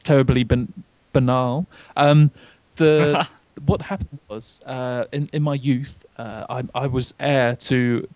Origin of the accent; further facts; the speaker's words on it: United Kingdom; I'm British